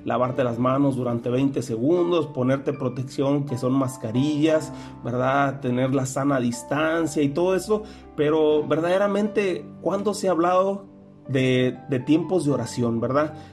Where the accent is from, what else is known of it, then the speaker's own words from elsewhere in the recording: Mexico; nosotros como iglesia, nosotros como pueblo mexicano, también deberíamos de estar instituyendo un tiempo de oración